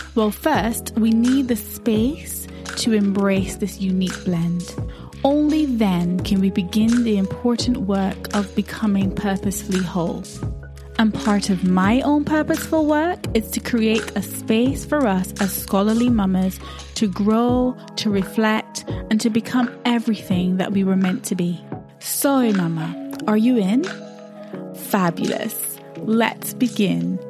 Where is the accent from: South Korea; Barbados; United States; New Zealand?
Barbados; now in United Kingdom; I'm based in the U K, but I grew up in Barbados